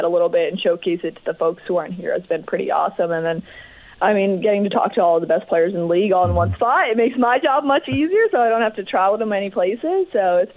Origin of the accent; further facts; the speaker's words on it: Toronto, Ontario, Canada; moved away; I'm from Toronto, but it's nice to be back home in Canada